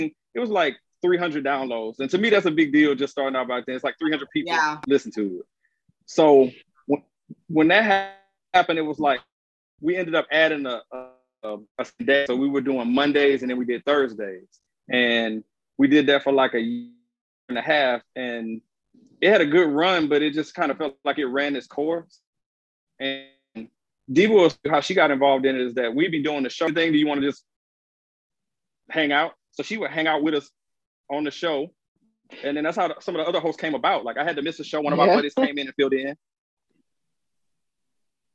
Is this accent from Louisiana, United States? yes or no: yes; Baton Rouge, Louisiana, United States; now in Atlanta, United States; the city I'm from is called Baton Rouge. It's the capital of Louisiana